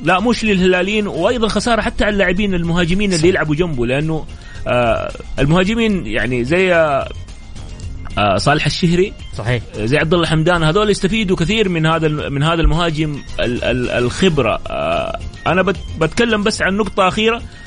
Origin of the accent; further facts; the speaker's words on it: Saudi Arabia; لاننا احنا سعوديين